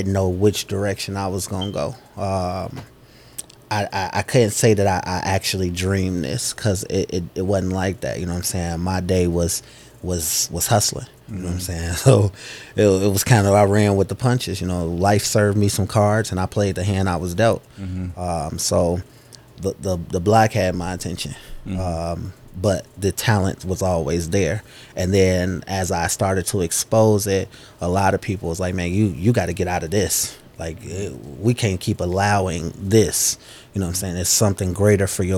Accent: Chicago, Illinois, United States; south side of Chicago, born and raised

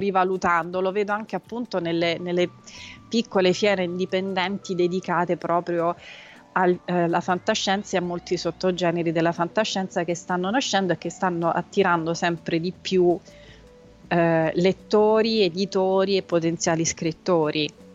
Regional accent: Rome, Lazio, Italy; born or raised there; also born or lived in Tuscany

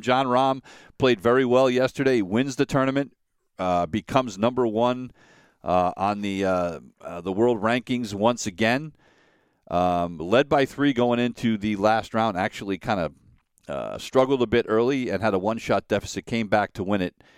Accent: Connecticut, United States; Born in Bridgeport, Connecticut

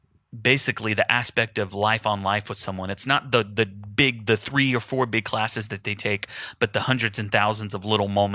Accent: Houston, Texas, United States; So my family's in Houston. I'm from Houston, just like Jason.

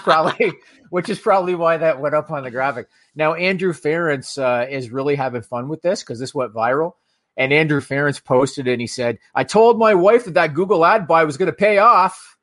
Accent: Canada; as a Canadian hockey fan

